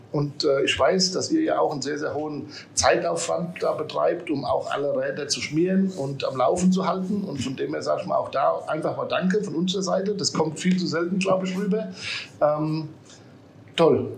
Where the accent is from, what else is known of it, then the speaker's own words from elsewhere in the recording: Aschaffenburg, Bavaria, Germany; gebürtig aus Aschaffenburg, komme auch aus Aschaffenburg